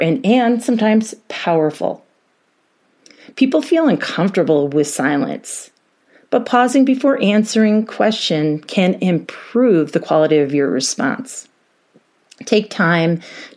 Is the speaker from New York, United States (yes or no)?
yes; New York, United States; now in Colorado, United States; being from New York